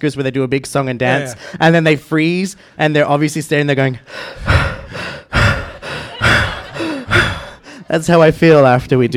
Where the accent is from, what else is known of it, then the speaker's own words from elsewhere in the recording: Australia; I am an Australian